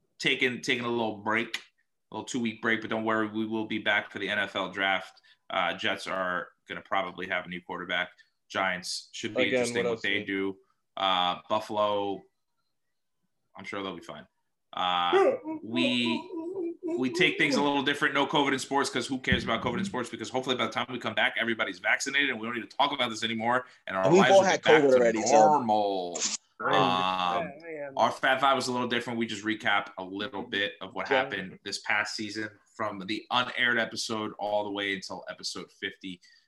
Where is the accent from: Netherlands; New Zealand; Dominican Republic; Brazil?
Dominican Republic; I came from Dominican Republic.